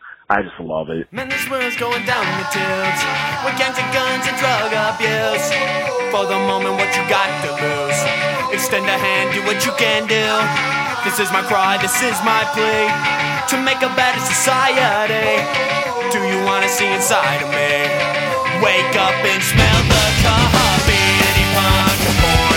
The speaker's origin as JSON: {"language": "English", "region": "Midwest", "country": "United States", "said": "I kind of grew up with the same thing. Like with the Midwest"}